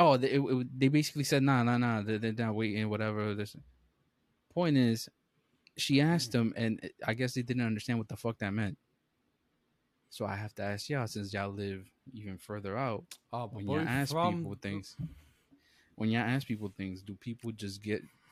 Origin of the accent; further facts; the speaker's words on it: New York City, New York, United States; We're from the Bronx, and obviously, I didn't go nowhere far and shit. I'm still literally in New York City